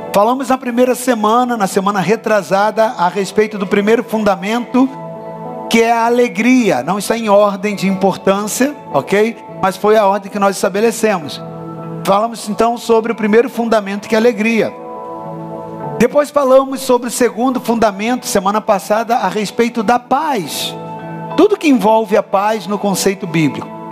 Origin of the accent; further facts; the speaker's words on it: Brazil; Nós, como brasileiros